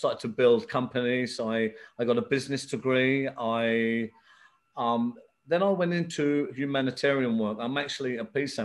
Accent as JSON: {"language": "English", "region": "England", "country": "United Kingdom", "tie": "born or raised there", "also_born_or_lived": "Belfast, Northern Ireland", "said": "I was actually born here in England, but I went to Belfast as a young child, 6 months old. I stayed there till I was nine. So I went through the civil war there. I've seen a lot of traumatic things there, early 70s when it was really hitting it. I come back to England."}